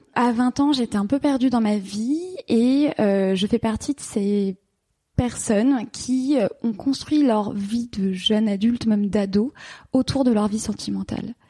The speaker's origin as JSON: {"language": "French", "town": "Paris", "region": "Île-de-France", "country": "France", "also_born_or_lived": "London", "moved": "as an adult", "said": "j'ai quitté la France, j'ai quitté Paris, j'ai quitté mes amis, et je suis partie m'installer à Londres"}